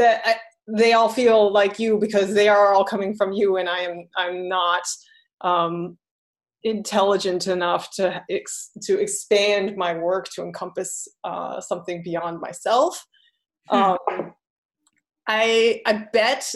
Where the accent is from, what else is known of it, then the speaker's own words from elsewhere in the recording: United States; also born or lived in Taiwan; I'm half Taiwanese, so, and I'm American. And I did live in Taiwan a little bit as a child